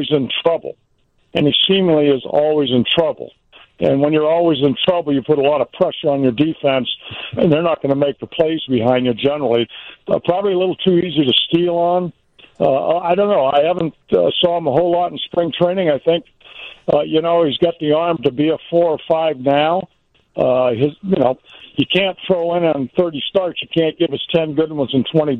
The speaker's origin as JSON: {"language": "English", "region": "California", "country": "United States", "tie": "born or raised there", "also_born_or_lived": "Mississippi / Chicago", "moved": "yes", "said": "I was born in Mississippi, raised in California, but I really lived in Chicago"}